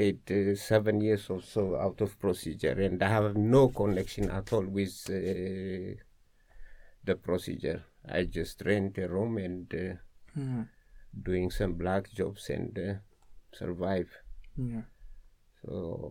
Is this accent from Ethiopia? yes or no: yes; Addis Ababa, Ethiopia; moved away as an adult; now in Amsterdam, Netherlands; I raised up in the capital